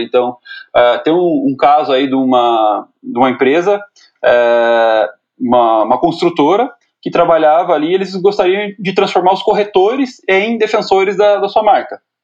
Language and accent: Portuguese; Guarapuava, Paraná, Brazil; eu sou do interior do Paraná, né, sou de, de Guarapuava